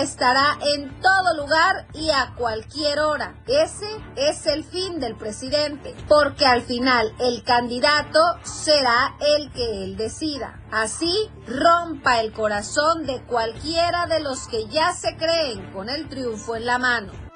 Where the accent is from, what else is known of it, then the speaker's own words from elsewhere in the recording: Chiapas, Mexico; como buena chiapaneca